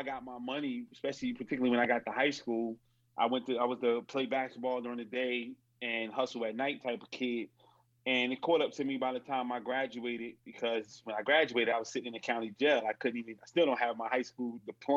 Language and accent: English; Newark, New Jersey, United States; I grew up in Newark, New Jersey.